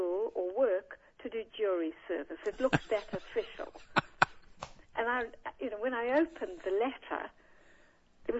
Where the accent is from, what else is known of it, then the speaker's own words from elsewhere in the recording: South Africa; moved away as an adult; now in United Kingdom; I'm a South African, mm-hmm. from a Jewish mother and father, came to this country in 1970